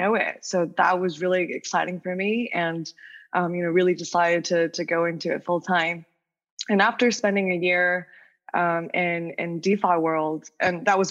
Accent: Wuhan, Hubei, China; English is a second language; moved away as an adult; also born or lived in New York, United States; I was born and raised in China, then went to the States for college

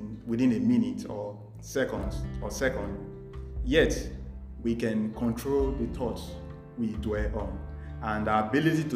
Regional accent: Nigeria; moved away as an adult; now in Delhi, India; I am from Nigeria, but presently a final year Master of Technology student at the Indian Institute

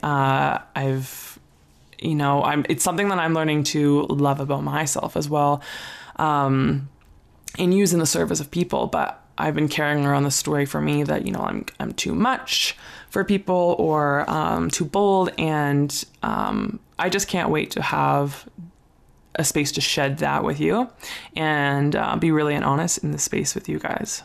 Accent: Ontario, Canada; moved away; also born or lived in Calgary, Alberta, Canada; I grew up in Ontario, Canada

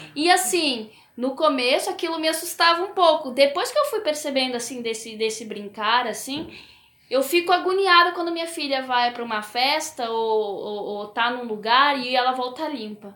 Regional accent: Peru; moved away; Eu cresci no Peru, então a, as coisas na minha infância eram muito inacessíveis

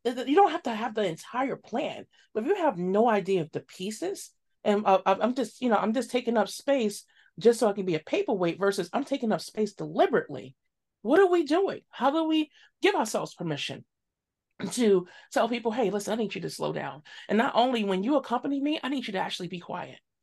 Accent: New York City, New York, United States; growing up in Bed-Stuy, Crown Heights, East New York, and all these areas in Brooklyn

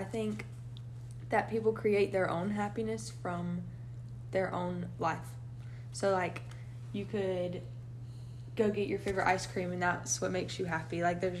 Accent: Raleigh, North Carolina, United States; I'm from Raleigh, North Carolina

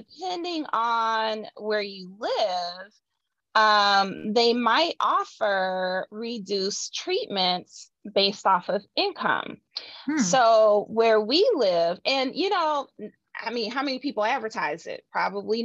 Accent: Midwest, United States; I'm a Midwesterner, so we say things a certain way.

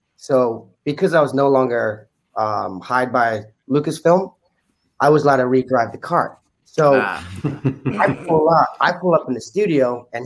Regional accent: New Zealand; Growing up in New Zealand, we grew up on an island.

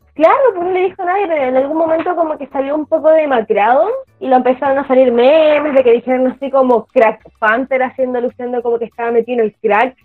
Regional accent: Chile

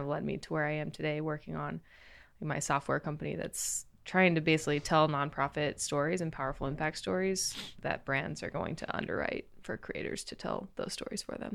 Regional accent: Crawfordsville, Indiana, United States; moved away as an adult; now in Los Angeles, United States; I'm from Crawfordsville, Indiana

